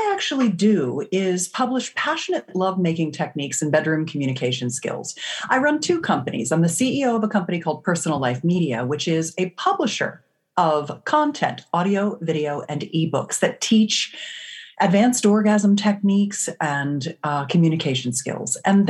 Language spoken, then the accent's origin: English; California, United States; I come from the Silicon Valley of California